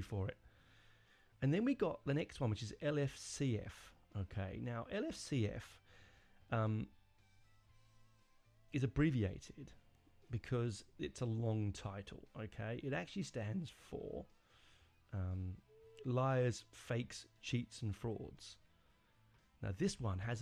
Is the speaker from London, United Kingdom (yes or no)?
yes; London, United Kingdom; I'm not born in Romford. I was born in North London, but my family are from the East End.